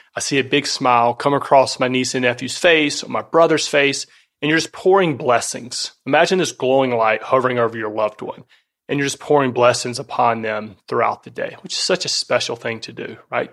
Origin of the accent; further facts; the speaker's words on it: North Florida, United States; moved away; also born or lived in California; I grew up in the South, and that was a critical part of my upbringing